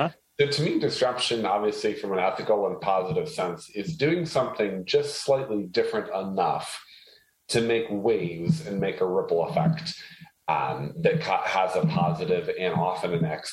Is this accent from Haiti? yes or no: yes; Haiti; So I was actually born and raised in a third world country. I was born and raised in Haiti.